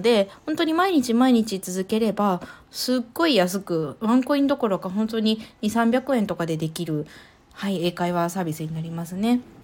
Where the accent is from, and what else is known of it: Japan